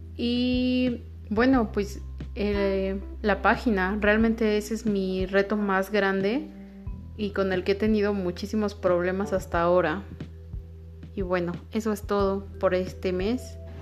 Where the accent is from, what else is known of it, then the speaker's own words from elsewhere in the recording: Mexico; somos ese mexicano conformista